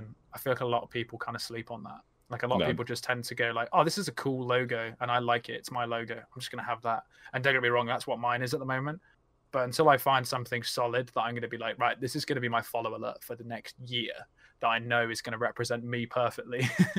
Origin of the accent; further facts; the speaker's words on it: Scotland, United Kingdom; I'm Scottish.